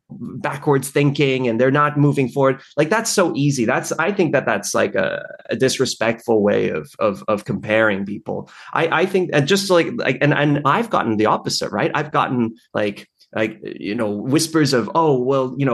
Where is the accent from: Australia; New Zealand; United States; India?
Australia; also born or lived in Taipei, Taiwan; Oh yeah, I well, so I was born in Taipei, as you mentioned, and I we moved to Australia, my parents and I, when I was like maybe five months, six months old